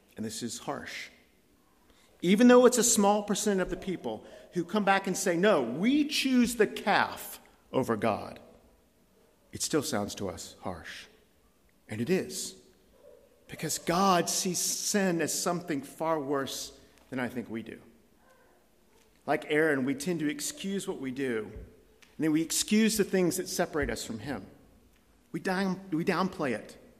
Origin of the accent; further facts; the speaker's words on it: United States; now in Scotland, United Kingdom; as an American